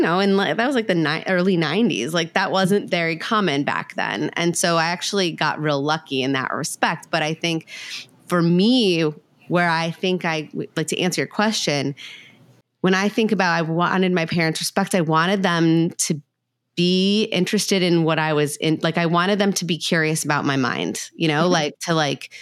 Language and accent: English; Minnesota, United States; I grew up in Minnesota, so it was cold